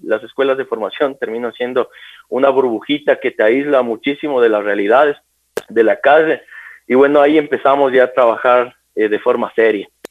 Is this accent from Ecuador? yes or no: yes; Quito, Pichincha, Ecuador; soy oriundo de acá de la ciudad de Quito